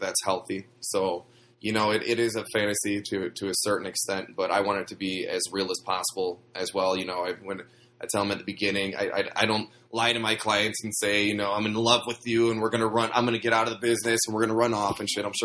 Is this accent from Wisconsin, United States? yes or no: yes; Wisconsin, United States; moved away as an adult; now in Los Angeles, United States; I'm from Wisconsin. a tiny town in Wisconsin. I was actually born on a farm. I grew up milking cows